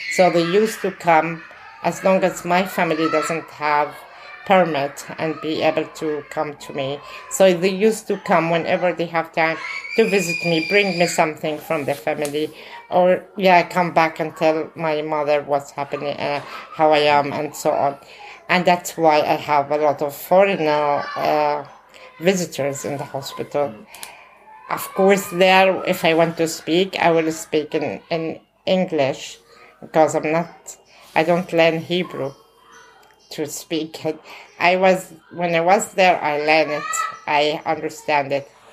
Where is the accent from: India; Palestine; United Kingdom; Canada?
Palestine; Bethlehem, West Bank; Growing up in the Gaza camp. Al camp, it's in the kind of middle of Bethlehem